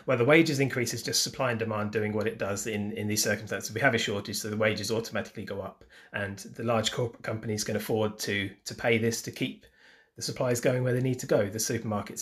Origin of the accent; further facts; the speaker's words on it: United Kingdom; we're British